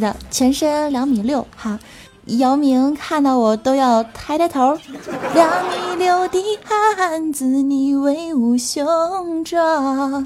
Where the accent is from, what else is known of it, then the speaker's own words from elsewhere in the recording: China; 我们中国人